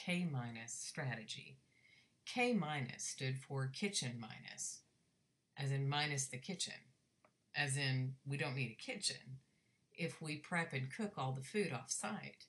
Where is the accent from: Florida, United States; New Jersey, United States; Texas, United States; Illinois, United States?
Texas, United States; my home state of Texas